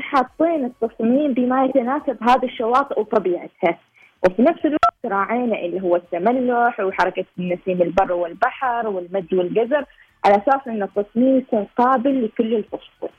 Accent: Oman; إحنا كوننا شباب عماني

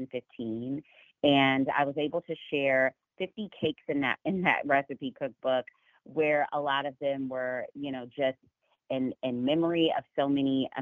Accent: Chicago, Illinois, United States; moved away as an adult; now in Dallas, United States; I was born and raised right outside of Chicago in the suburbs of Chicago

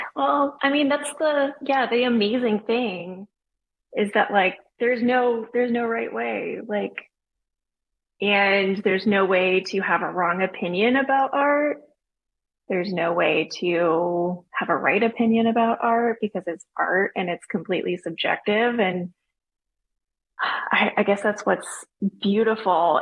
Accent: Austin, Texas, United States; now in Charleston, United States; I grew up in Austin, Texas

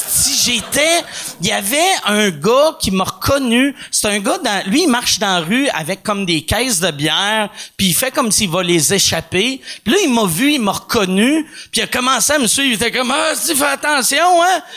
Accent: Montreal, Quebec, Canada; le monde me demandait d'où tu viens. Je disais Montréal

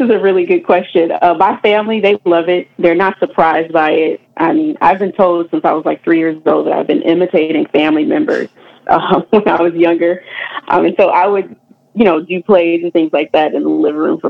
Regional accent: New York City, New York, United States; growing up in Queens, New York

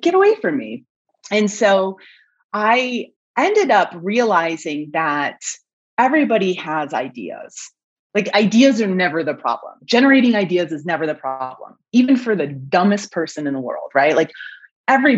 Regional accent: Mammoth Lakes, California, United States; I was working for the tourism bureau for my hometown in Mammoth Lakes, California

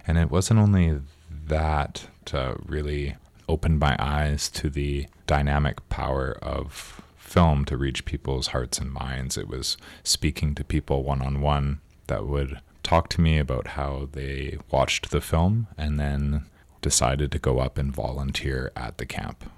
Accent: Victoria, British Columbia, Canada; was born and raised and live on Lekwungen territory, now called Victoria

